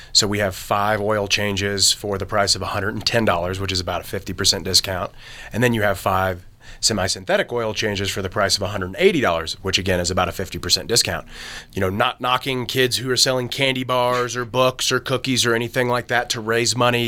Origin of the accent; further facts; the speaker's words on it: Kentucky, United States; I'm from Kentucky, but I did my internship at Marshall University.